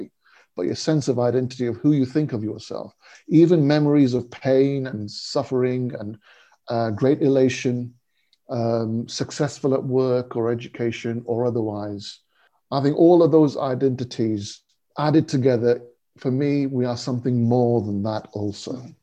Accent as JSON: {"language": "English", "country": "United Kingdom", "tie": "born or raised there", "also_born_or_lived": "India"}